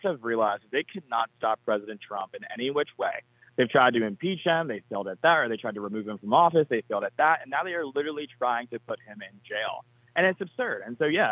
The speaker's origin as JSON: {"language": "English", "region": "Georgia", "country": "United States", "said": "my home state of Georgia"}